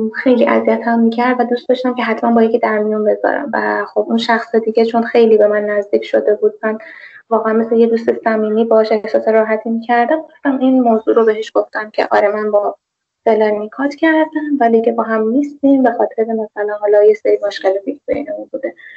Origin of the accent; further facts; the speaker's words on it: Tehran, Tehran Province, Iran; also born or lived in Zanjan; اهل تهرانم ولی زنجان درس میخونم